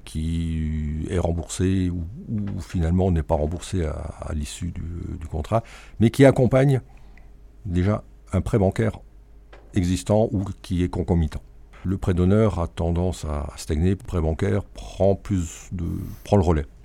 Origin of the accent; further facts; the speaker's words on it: Alsace, Grand Est, France; En tant qu'Alsacien